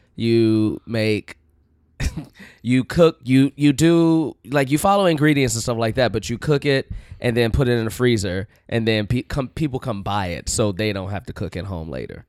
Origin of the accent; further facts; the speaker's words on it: Chicago, Illinois, United States; Uh, Chicago.